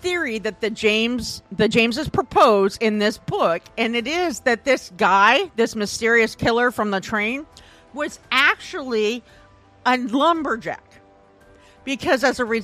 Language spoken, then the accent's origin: English; Iowa, United States; I'm from Iowa